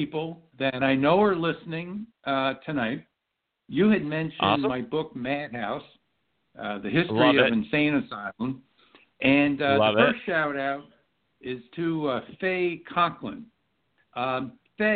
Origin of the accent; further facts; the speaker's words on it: United States; also born or lived in New Jersey / New York; now in Nevada, United States; we're all originally from New Jersey and New York, I now live in Nevada